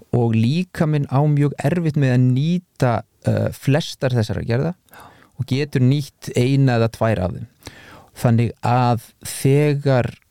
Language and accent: Icelandic; Iceland; við Íslandingar